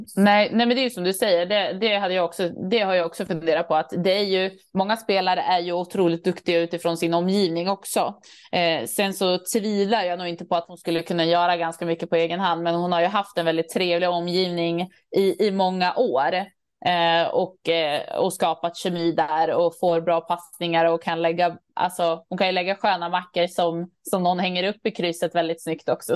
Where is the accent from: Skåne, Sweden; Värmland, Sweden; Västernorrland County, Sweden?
Västernorrland County, Sweden; Örnsköldsvik; jag är från Övik